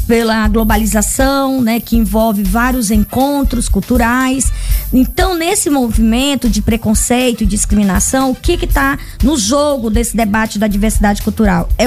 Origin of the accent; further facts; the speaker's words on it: Rio Grande do Sul, Brazil; Essa coisa quando você diz, ah, eu sou gaúcho, todos falam é, ou brincam com o meu sotaque ou com a minha regionalidade, né?